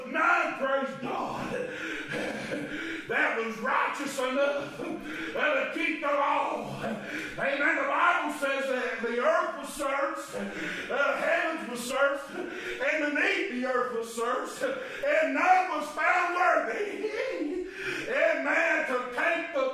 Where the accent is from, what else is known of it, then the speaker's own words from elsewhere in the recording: Chestnut Grove, United States; When I was a little feller, growing up in Chestnut Grove